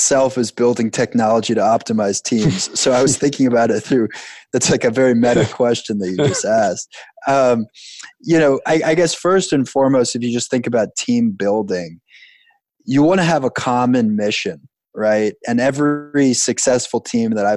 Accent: Long Island, New York, United States; I grew up on Long Island

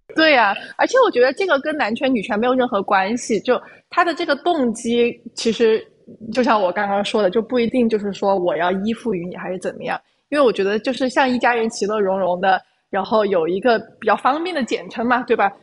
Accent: China; 做一个中国人

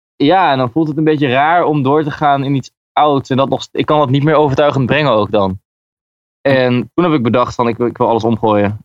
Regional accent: Groningen, Netherlands; Ik ben komen uit Groningen

